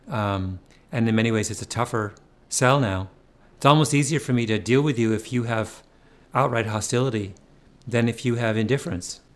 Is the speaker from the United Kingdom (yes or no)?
no; Ontario, Canada; moved away; growing up in Ontario